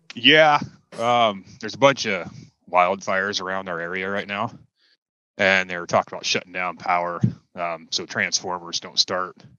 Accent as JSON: {"language": "English", "region": "Oregon", "country": "United States", "said": "I am from the Pacific Northwest, uh, Oregon specifically"}